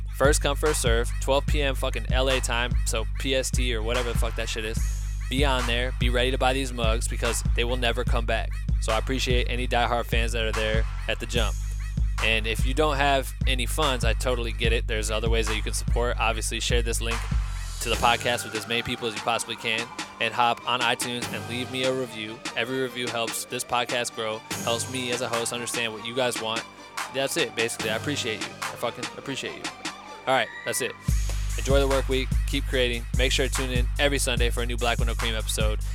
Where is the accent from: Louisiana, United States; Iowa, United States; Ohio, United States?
Iowa, United States; Cedar Falls; now in Los Angeles, United States; we're both from Cedar Falls, Iowa